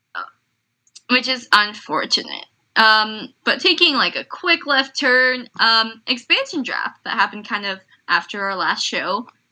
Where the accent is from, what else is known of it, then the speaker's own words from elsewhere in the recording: Canada; me being Canadian